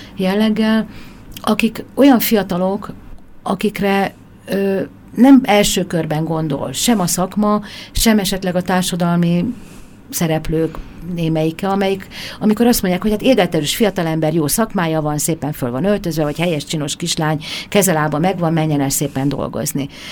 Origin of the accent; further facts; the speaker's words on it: Hungary; moved away; vidéken nőttem föl